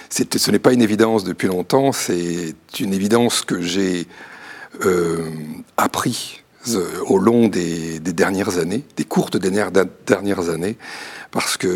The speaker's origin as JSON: {"language": "French", "town": "Châlons-en-Champagne", "region": "Grand Est", "country": "France", "said": "alors je viens de, la Marne, de Chalon-sur-Marne, et j'ai eu l'occasion de beaucoup bouger dans, ma"}